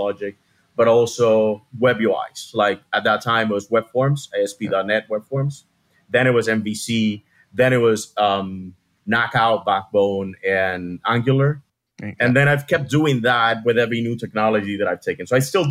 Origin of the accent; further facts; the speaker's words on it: Havana, Cuba; moved away as an adult; now in Miami, United States; I was born and raised in Cuba, Havana, Cuba. And I moved to Miami when I was about to turn 26.